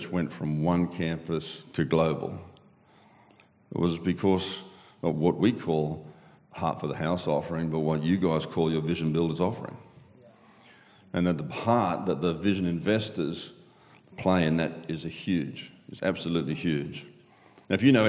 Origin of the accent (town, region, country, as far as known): Australia; accent: Aussie